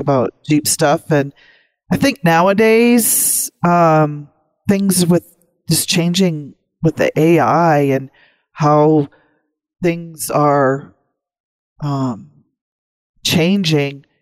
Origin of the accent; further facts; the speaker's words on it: North Dakota, United States; also born or lived in Maryland / DC area; now in Cheyenne, United States; growing up in North Dakota